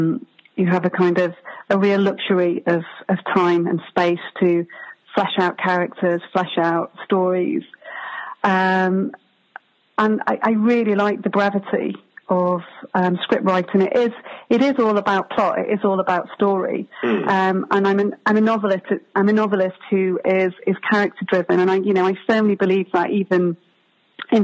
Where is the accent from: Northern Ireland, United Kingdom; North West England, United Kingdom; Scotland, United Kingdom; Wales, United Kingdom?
North West England, United Kingdom; Warrington; also born or lived in Liverpool; I grew up in Warrington.